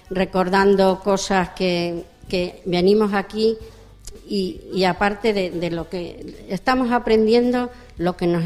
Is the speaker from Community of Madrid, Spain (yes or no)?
yes; Madrid, Community of Madrid, Spain; born or raised there; moved away as an adult; also born or lived in Guadalajara, Spain; now in Extremadura, Spain